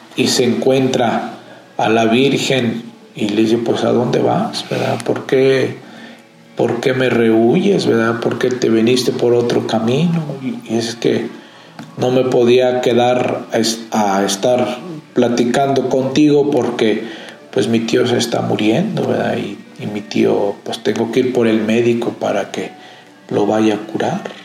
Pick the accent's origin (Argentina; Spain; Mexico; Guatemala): Mexico; le hemos quedado a deber mucho a Dios como mexicanos